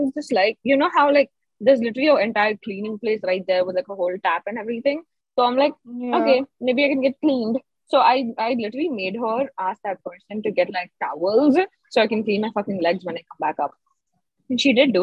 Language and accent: English; India; I'm an Indian